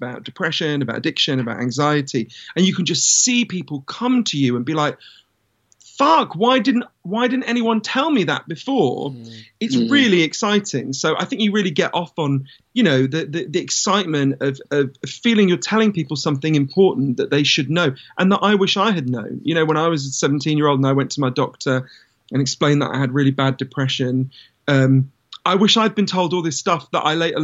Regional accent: London, United Kingdom; I grew up in London.

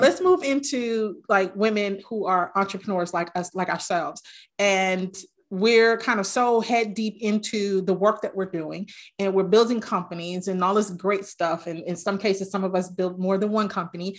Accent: New York City, New York, United States; I grew up in New York, in the Bronx

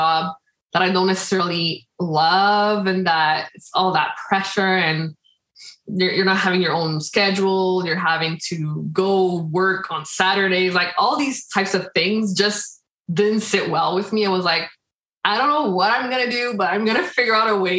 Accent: Quebec, Canada; also born or lived in Dominican Republic; I was born in the Dominican Republic. And I was 1 year old when I came here to Canada, to Quebec.

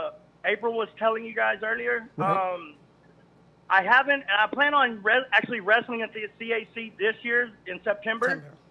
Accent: Amarillo, Texas, United States; now in Midland, United States; I am originally from Amarillo, Texas. I've been living in Midland for right at 20 years.

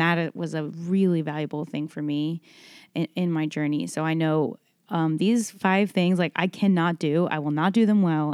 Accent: Dallas, Texas, United States; born or raised there; moved away as an adult; now in Nashville, United States

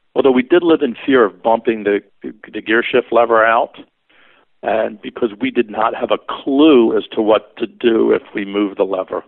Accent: Philadelphia, Pennsylvania, United States; Growing up in Philadelphia, we do not have the kind of car culture like you would see on the West Coast

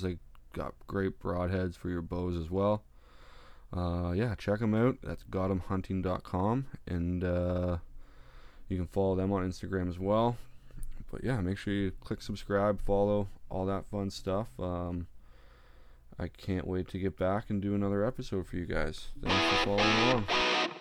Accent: Ontario, Canada; I'm from Ontario, Canada.

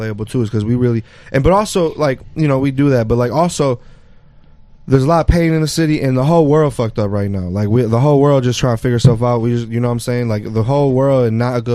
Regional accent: Detroit, Michigan, United States; also born or lived in Mexico City; I'm really from Detroit

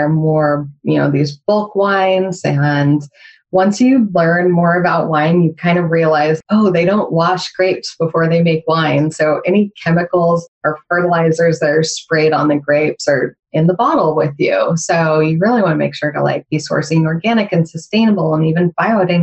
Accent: United States

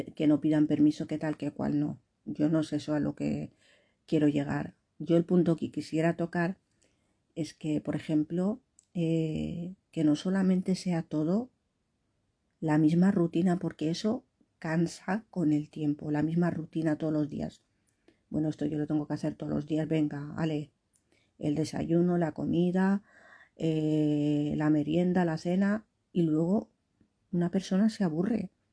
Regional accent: Valencian Community, Spain; accent: Valencian; tengo el acento valenciano

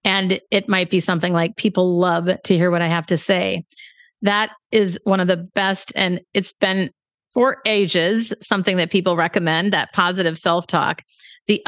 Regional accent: Minneapolis, Minnesota, United States; now in San Francisco, United States

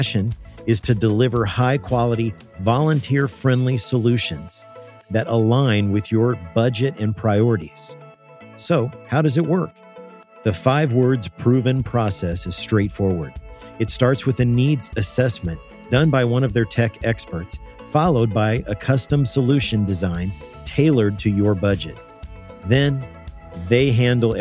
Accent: Evansville, Indiana, United States; We're both from Evansville, Indiana, down south. We went at different times

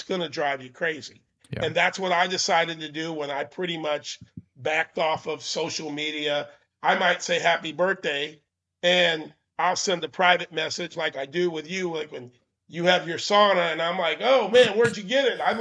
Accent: Maine, United States; I was born in Maine

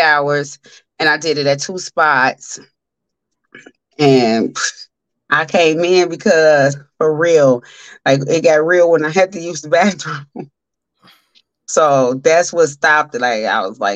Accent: Chicago, Illinois, United States; now in Las Vegas, United States; I'm from Chi-Town

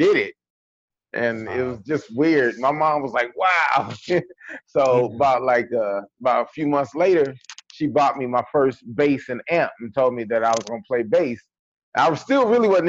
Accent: San Bernardino, California, United States; also born or lived in Mississippi; when I was born here in California, and, you know, I grew up in the west side of San Bernardino.

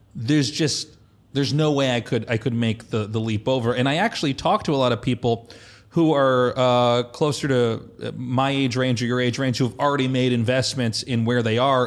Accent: Kansas, United States; moved away as an adult; also born or lived in Colorado; I was a kid from Kansas.

